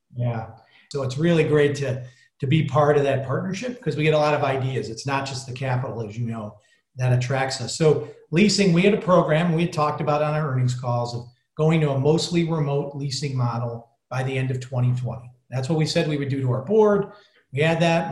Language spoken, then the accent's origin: English; Detroit, Michigan, United States; now in Chicago, United States; I grew up in the Detroit area, so I'm used to being in urban areas. Been in Chicago almost my whole life now